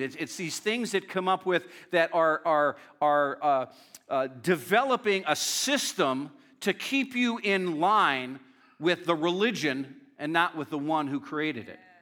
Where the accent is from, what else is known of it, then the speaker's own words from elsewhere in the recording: Northeast Pennsylvania, United States; I grew up in a very strong uh, Northeast Pennsylvania